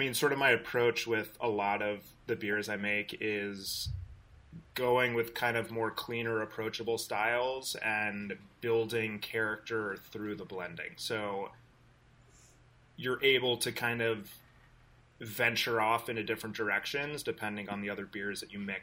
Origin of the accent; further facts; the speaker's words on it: West Coast, United States; So, like, I grew up on the West Coast, super, super bitter IPAs.